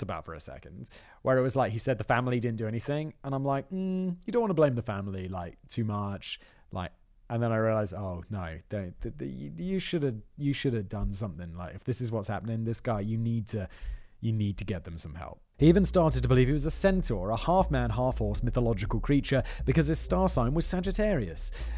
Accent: United Kingdom

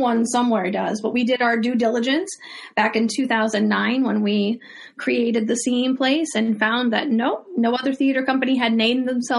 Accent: San Diego, California, United States; moved away as an adult; also born or lived in Belgium / Brussels; now in New York City, United States; I was a military brat. So up until the age of 8, we lived all over, including Belgium. I lived in Belgium for 3 years. So I was an American immigrant in Brussels. We settled in San Diego when I was 8.

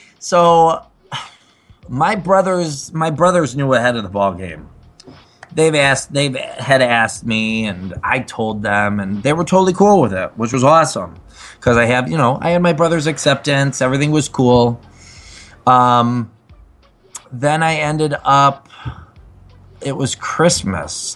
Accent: Chicago, Illinois, United States; Originally, I'm from the southwest suburbs of Chicago, Illinois

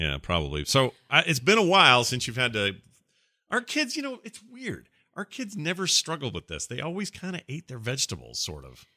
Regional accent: Sandy, Utah, United States; It's where I was born. I was raised in Sandy. I lived there my whole life.

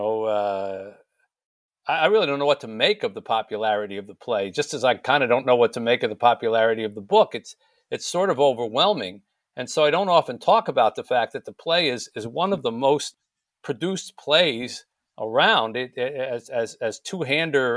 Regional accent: Michigan, United States; Marshall, Michigan, my home state

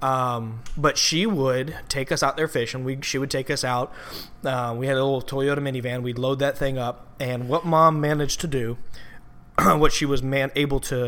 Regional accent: Slidell, Louisiana, United States; also born or lived in Southeast Georgia; I grew up in Slidell, Louisiana, and my dad, when I was growing up until I was about 12, 13, he was not around

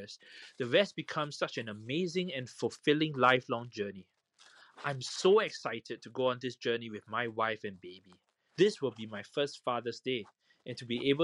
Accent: Singapore; I am from Singapore

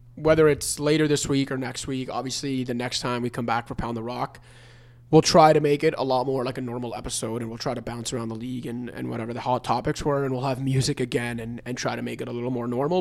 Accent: Canada; a young Italian, Canadian basketball fan growing up

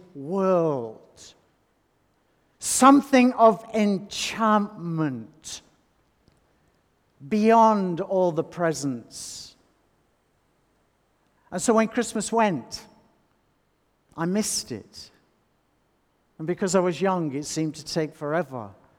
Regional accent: North West England, United Kingdom; I grew up in the Northwest England

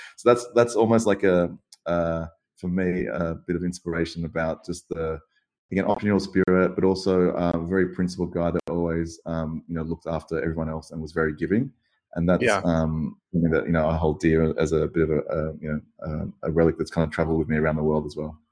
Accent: Sydney, New South Wales, Australia; to be born in, in such a beautiful place um, in Sydney, Australia, growing up by the beach

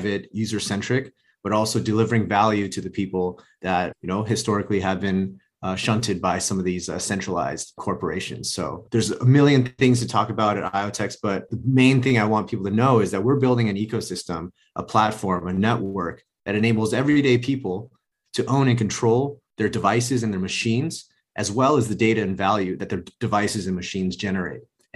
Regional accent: Los Angeles, California, United States; I grew up in Los Angeles, went to school

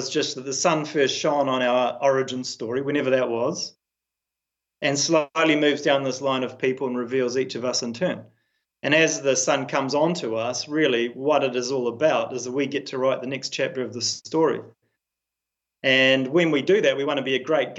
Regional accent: New Zealand; as a New Zealander

